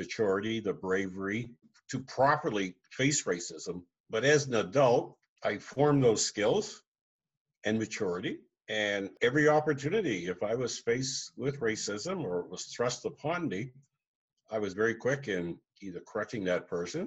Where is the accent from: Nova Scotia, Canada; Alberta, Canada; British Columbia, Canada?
Nova Scotia, Canada; Truro; moved away as an adult; also born or lived in Toronto, Canada; growing up in Truro in Glasgow.